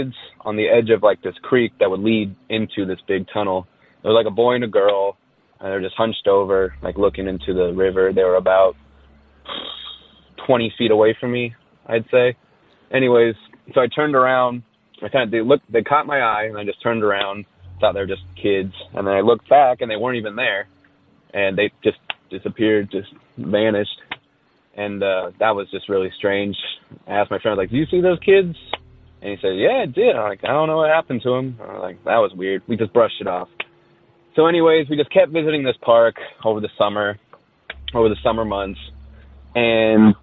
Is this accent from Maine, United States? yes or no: no; Orange County, California, United States; I'm from Orange County, California